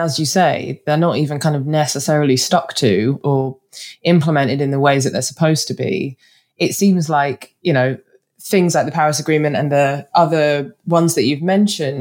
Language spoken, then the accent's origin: English; United Kingdom; accent: northern; my northern accent